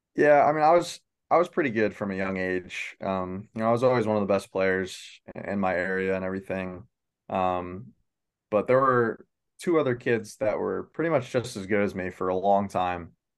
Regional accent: Baldwinsville, New York, United States; I'm from Baldensville, New York. Um, small town just outside of Syracuse

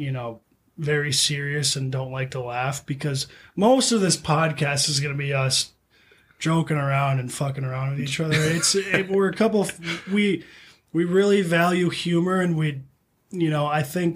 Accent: East Grand Forks, Minnesota, United States; I'm East Grand Forks.

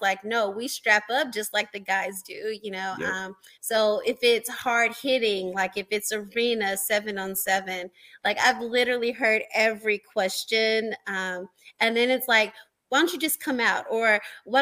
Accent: Nashville, Tennessee, United States; we had a women's football team here in my hometown

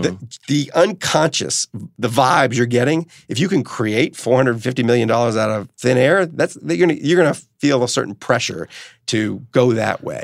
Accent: New Orleans, Louisiana, United States; where I grew up in New Orleans

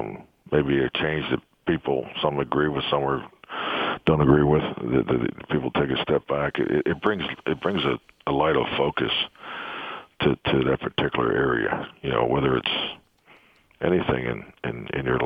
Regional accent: Pittsburgh, Pennsylvania, United States; moved away; growing up in Pittsburgh

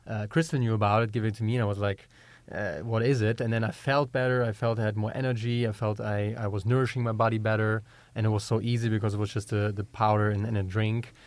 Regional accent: Germany; accent: German; English is a second language; moved away as an adult; also born or lived in Georgia, United States; now in United States; growing up in Germany, very meat heavy

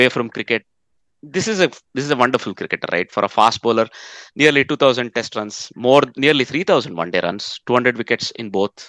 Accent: Netherlands; So I come from the Netherlands.

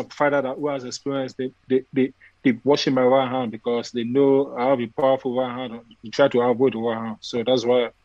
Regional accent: Nigeria; now in Texas, United States; when I came from Nigeria to America, I first land to Texas

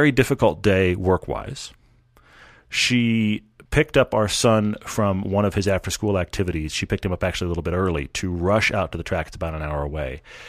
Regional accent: Houston, Texas, United States; I mean, I grew up in Houston where all the freeways are lighted all the time.

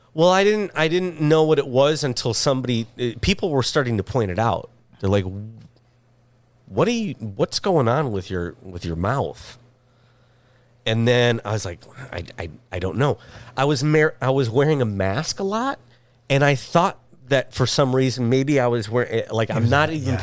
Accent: Michigan, United States; now in Los Angeles, United States; I'm from Michigan

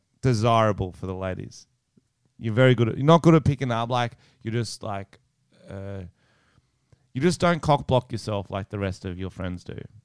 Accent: Australia; Man, something about being Australian.

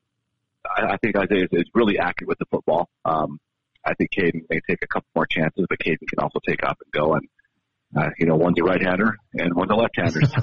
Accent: Baker, Montana, United States; moved away; I'm from the East. I'm from Baker.

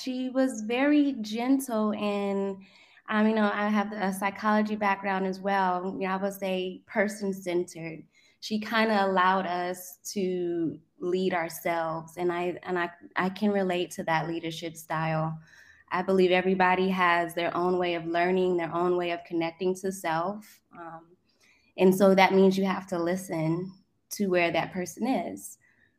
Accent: South Korea; Honestly, I was raised in Korea, and I'm a military child.

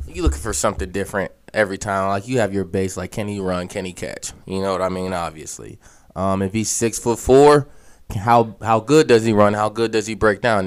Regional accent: Aliquippa, Pennsylvania, United States; I'm from Aliquippa

